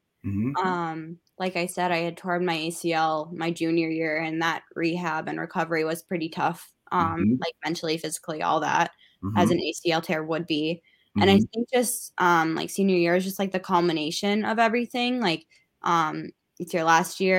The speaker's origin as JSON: {"language": "English", "town": "Mankato", "region": "Minnesota", "country": "United States", "said": "since I was from Mankato"}